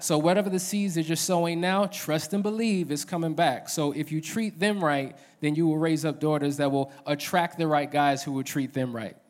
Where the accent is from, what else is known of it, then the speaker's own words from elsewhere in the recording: New Jersey, United States; moved away as an adult; now in Atlanta, United States; born and raised in New Jersey